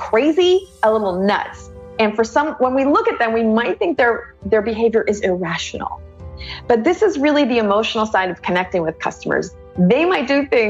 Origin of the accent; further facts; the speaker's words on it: Pittsburgh, Pennsylvania, United States; now in Austin, United States; I was born in Pittsburgh. Everyone who's from Pittsburgh, a lot of us are just born this way